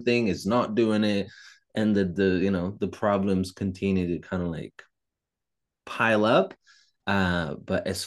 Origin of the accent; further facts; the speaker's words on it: Italy; English is a second language; moved away as an adult; I was raised in Italy until I was 25